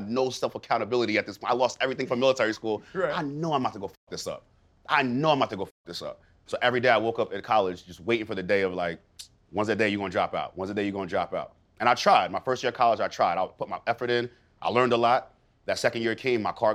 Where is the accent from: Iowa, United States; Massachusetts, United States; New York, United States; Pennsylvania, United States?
New York, United States; East Hampton; also born or lived in Missouri; coming back to my hometown of East Hampton, New York